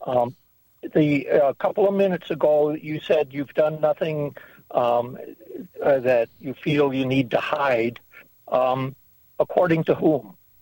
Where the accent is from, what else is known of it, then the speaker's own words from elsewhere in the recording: Minnesota, United States; moved away; I grew up in Minnesota